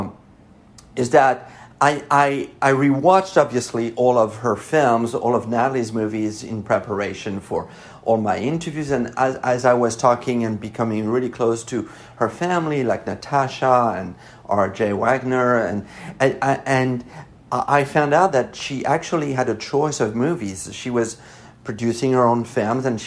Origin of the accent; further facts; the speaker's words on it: Paris, Île-de-France, France; accent: French; English is a second language; now in Los Angeles, United States; because I grew up in Paris